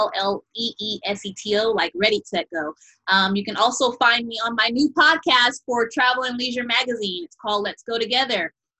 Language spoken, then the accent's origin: English; Chicago, Illinois, United States; also born or lived in San Bernardino, California; now in Los Angeles, United States; I'm originally from the south side of Chicago and in San Bernardino, California.